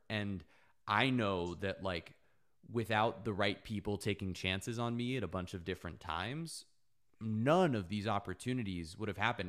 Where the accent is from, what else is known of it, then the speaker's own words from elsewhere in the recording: South Florida, United States; I grew up in South Florida